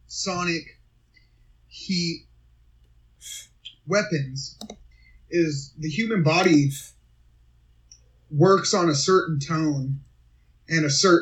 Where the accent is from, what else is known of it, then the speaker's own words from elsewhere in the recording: United States; I'm an American.